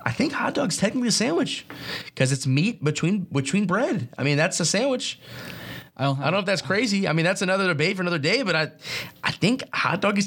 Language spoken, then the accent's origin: English; Chicago, Illinois, United States; moved away as an adult; now in St. Louis, United States; I'm from Chicagoland area, so I'm used to them